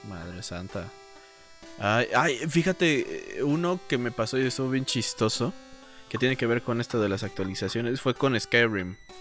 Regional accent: Mexico; Mi pueblo mexicano

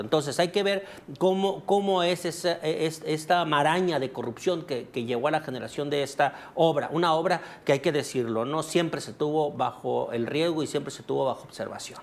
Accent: Mexico

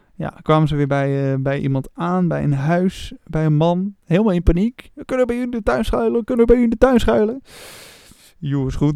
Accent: Opmeer, North Holland, Netherlands; moved away; ik kom oorspronkelijk uit het dorp daarnaast, op meer

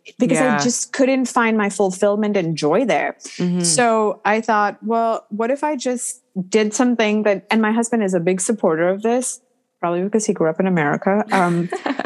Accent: India; moved away as an adult; growing up in India

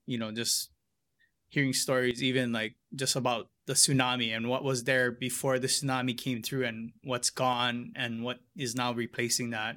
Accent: Hilo, Hawaii, United States; growing up in Hilo

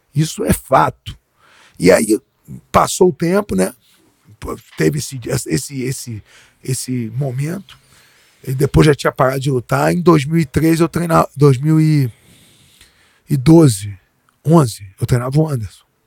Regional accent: Rio de Janeiro, Brazil; eu sou nascido e criado no Leblon

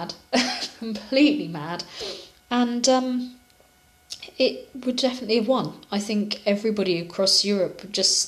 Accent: United Kingdom; I'm British.

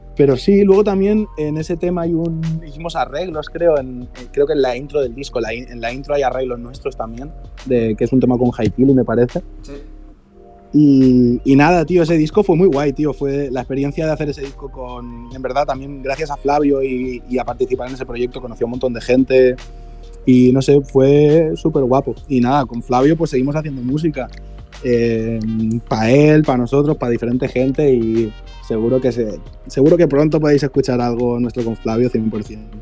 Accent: Cornellà de Llobregat, Catalonia, Spain; Los dos somos de Cornellá, que es, es una ciudad que hay cerca de, Barcelona

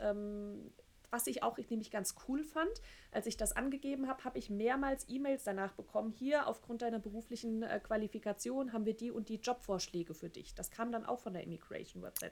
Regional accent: Germany

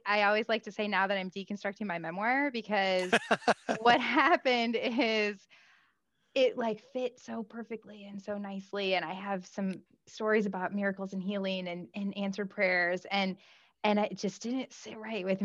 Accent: Midwest, United States; I grew up in the Midwest

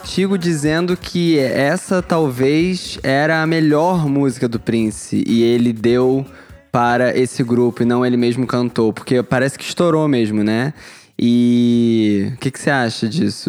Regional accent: Brazil; eu sou do Brasil

